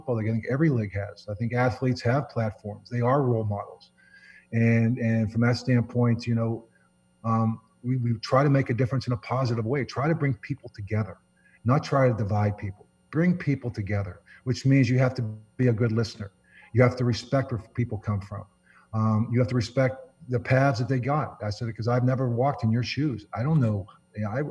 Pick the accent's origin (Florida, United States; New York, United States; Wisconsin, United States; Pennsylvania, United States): Pennsylvania, United States; Pittsburgh; I grew up 4 miles from Heinz Field